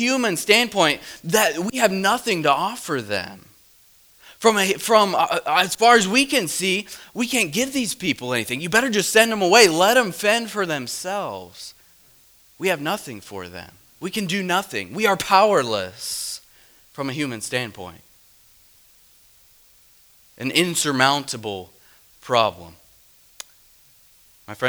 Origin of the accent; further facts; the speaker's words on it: Midwest, United States; I'm from the Midwest